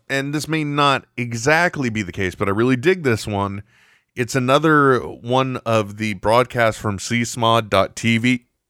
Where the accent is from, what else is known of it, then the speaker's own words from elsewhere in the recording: United States; I'm from America